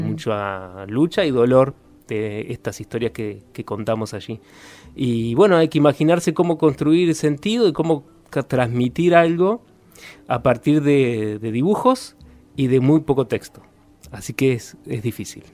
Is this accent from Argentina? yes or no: yes; Concordia, Entre Ríos, Argentina; moved away as an adult; now in Paraná, Argentina; ya nos vinimos para acá y desde Concordia